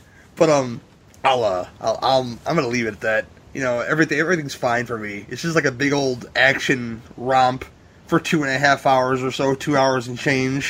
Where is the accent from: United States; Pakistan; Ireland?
Ireland; I'm Irish too, man, and I watch it every year.